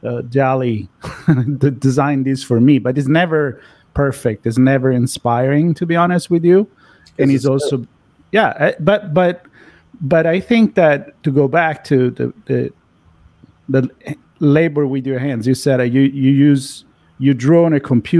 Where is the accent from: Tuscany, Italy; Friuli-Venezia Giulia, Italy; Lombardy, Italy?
Tuscany, Italy; Florence; I'm from Florence, Italy, so I'm thinking the Renaissance.